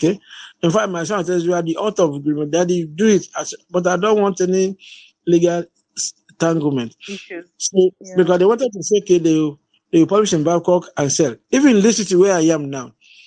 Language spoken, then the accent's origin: English; Nigeria; I'm from Nigeria